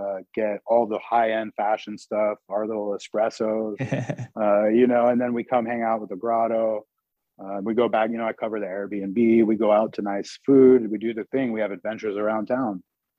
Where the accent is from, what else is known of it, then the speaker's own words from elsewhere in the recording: West Coast, United States; so I grew up on the West Coast and kind of grew up and down the West Coast in group homes, foster homes, juvenile halls, jails, institutions, blah, blah, blah.